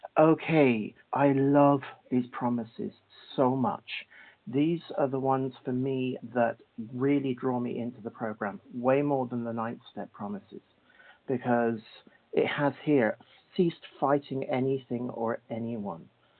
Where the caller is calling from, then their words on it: Cork, Munster, Ireland; I'm calling from Cork, Ireland.